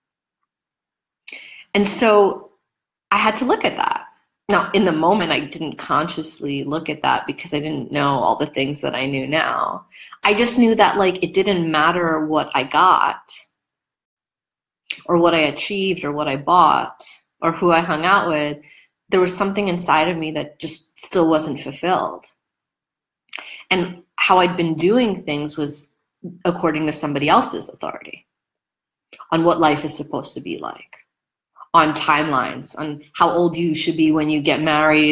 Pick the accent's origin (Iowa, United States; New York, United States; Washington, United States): New York, United States; I'm a New Yorker